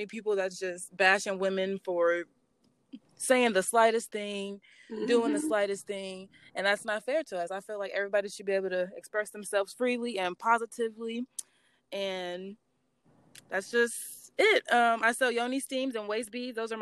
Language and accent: English; Kokomo, Indiana, United States; also born or lived in Cleveland, Ohio; I am actually from Cleveland, Ohio. That's where I was born at, and I was raised in Kokomo, Indiana, and I'm currently residing here right now.